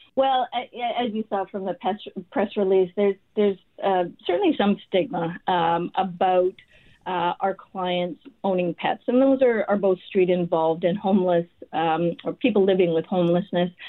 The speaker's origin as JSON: {"language": "English", "town": "Winnipeg", "region": "Manitoba", "country": "Canada", "tie": "born or raised there", "moved": "as an adult", "said": "I was raised in St. James. Uh, I went to high school there, did my undergrad at University of Manitoba"}